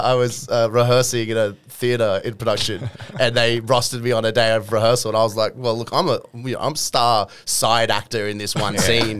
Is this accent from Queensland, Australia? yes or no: no; Parramatta, New South Wales, Australia; also born or lived in Oatlands; I grew up in Parramatta, like in a heritage listed house, a beautiful little sandstone home. Mm. And then we moved to North Parramatta, where I spent like probably my childhood years. And then it was like Oatlands was more my teenage and then like mongrel years.